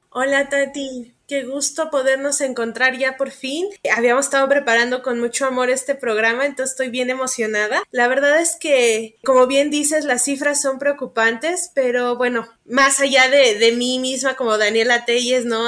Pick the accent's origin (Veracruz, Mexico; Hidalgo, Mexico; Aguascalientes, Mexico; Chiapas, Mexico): Hidalgo, Mexico; Pachuca; Yo soy de Pachuca Hidalgo.